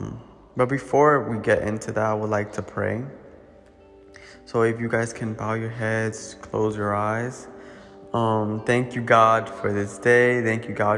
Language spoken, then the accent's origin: English; Paterson, New Jersey, United States; I'm from Paterson, New Jersey